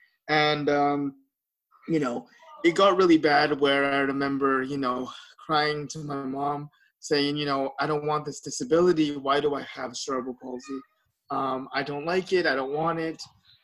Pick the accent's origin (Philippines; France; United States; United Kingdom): Philippines; because I'm Filipino, we have a lot of parties